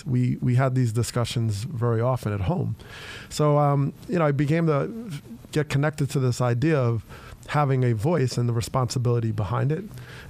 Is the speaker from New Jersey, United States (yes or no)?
yes; Teaneck, New Jersey, United States; I grew up in Teaneck, New Jersey, and it's about 6 miles right outside of New York.